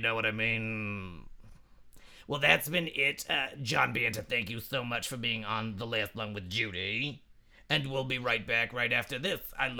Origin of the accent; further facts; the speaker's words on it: New York City, New York, United States; And I'm a New Yorker, so by very definition of those two things, I am a leader.